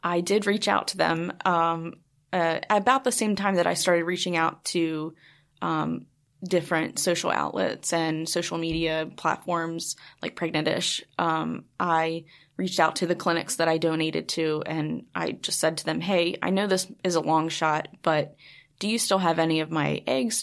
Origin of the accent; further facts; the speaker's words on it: Baltimore, Maryland, United States; I'm from Baltimore